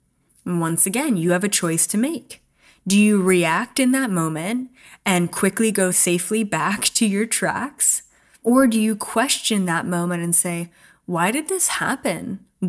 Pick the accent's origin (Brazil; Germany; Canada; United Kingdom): Canada; I grew up in Canada in Four Seasons and I loved cross-country skiing and I can't wait to do that again.